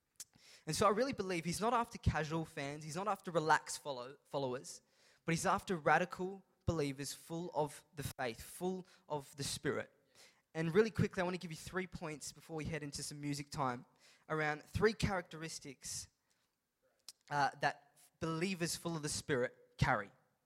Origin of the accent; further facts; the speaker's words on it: India; And it's not just because I'm Indian, because it's very stereotypical of Indians to become doctors.